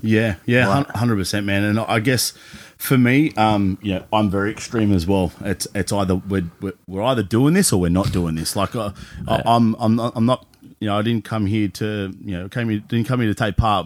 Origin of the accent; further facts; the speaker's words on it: Cronulla, New South Wales, Australia; now in Newcastle, Australia; growing up in Cronulla